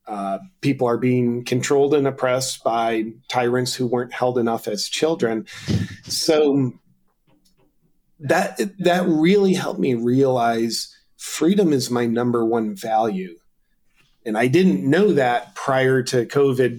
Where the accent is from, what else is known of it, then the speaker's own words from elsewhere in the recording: United States; as an American